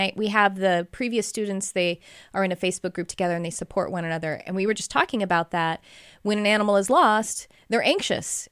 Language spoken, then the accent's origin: English; Texas, United States; we're from Texas